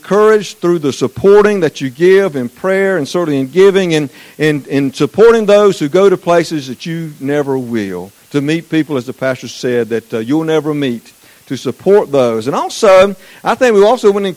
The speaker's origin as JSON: {"language": "English", "region": "Eastern North Carolina", "country": "United States", "accent": "southern", "said": "I'm from Eastern North Carolina"}